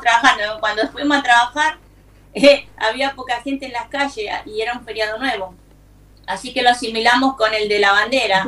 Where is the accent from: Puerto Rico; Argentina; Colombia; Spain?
Argentina; now in United States; todos los argentinos